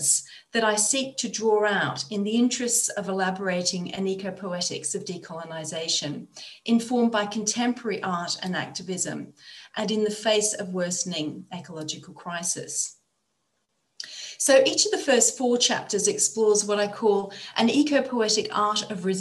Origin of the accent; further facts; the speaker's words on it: Australia; also born or lived in Bath, England; now in Cologne, Germany; as an Australian myself